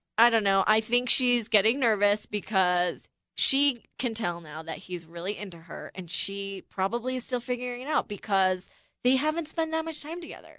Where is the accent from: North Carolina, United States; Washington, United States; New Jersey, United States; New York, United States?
New York, United States; Buffalo; I grew up in Buffalo, so it's kinda close to Midwest, but not really.